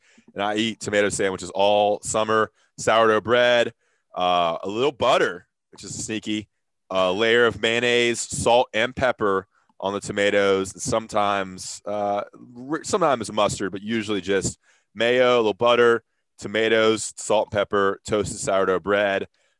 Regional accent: North Carolina, United States; I'm born and raised North Carolina.

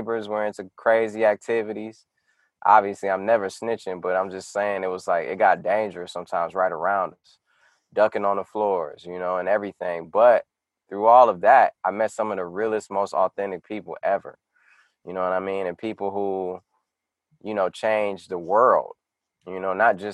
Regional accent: Detroit, Michigan, United States; moved away; I grew up on North Line between 6 Mile and Curtis

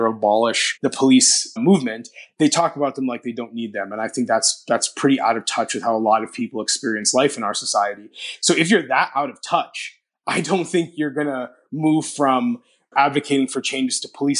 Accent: Toronto, Ontario, Canada; in Toronto, my hometown

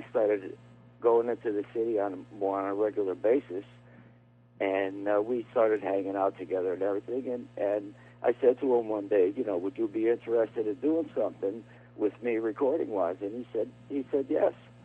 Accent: Bridgeport, Connecticut, United States; also born or lived in Shelton, Connecticut; I was born in Bridgeport, and now for the past almost 21 years, I live in Shelton, Connecticut

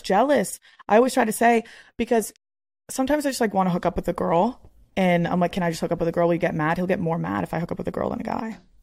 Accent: Northeast, United States; I'm literally like from the Northeast

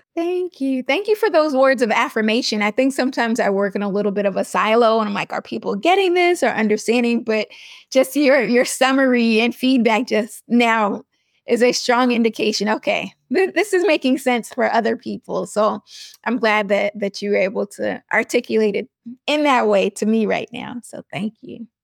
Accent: New York, United States; I'm from New York

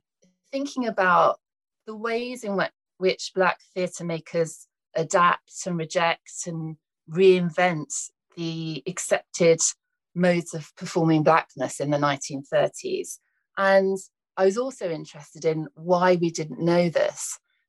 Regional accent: United Kingdom; Hi, I'm a British woman. I'm really interested in exploring the US.

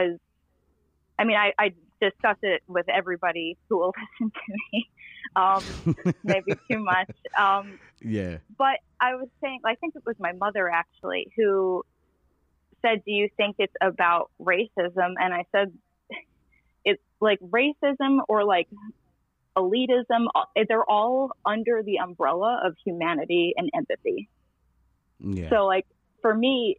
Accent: New York City, New York, United States; now in Tennessee, United States; I grew up in Queens

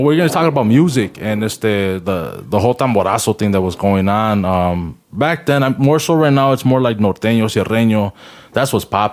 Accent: Chicagoland area, Illinois, United States; We're from the Chicagoland area

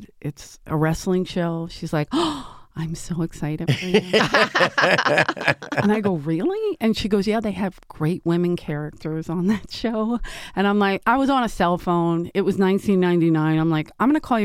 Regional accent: Philadelphia, Pennsylvania, United States; where we grew up in South Philly, I played everything.

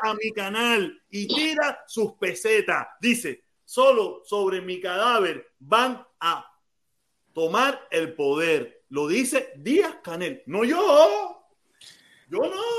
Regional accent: Cuba; now in Miami, United States; Yo vine con visa desde Cuba.

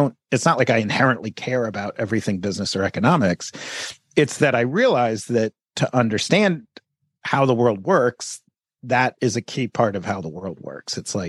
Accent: United States; I sort of felt like an immigrant to America, even though I'm an American and I grew up in America.

